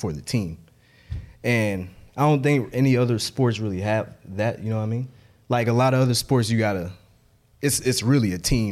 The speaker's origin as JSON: {"language": "English", "town": "Memphis", "region": "Tennessee", "country": "United States", "tie": "born or raised there", "said": "I'm from Memphis"}